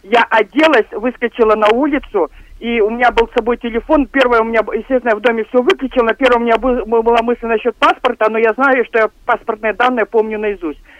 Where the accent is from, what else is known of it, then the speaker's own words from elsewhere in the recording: Irkutsk, Irkutsk Oblast, Russia; Что касается землетрясения, я как иркутянка помню разные землетрясения и 2008 года